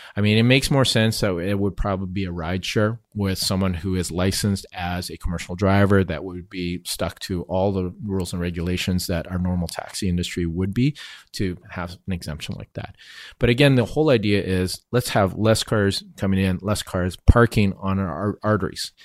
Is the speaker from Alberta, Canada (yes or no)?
no; Vancouver, British Columbia, Canada; I was born and raised here